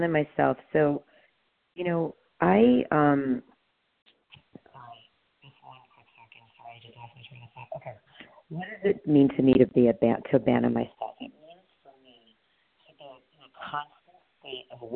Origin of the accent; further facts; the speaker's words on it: New York City, New York, United States; now in Santa Monica, United States; I grew up in Queens.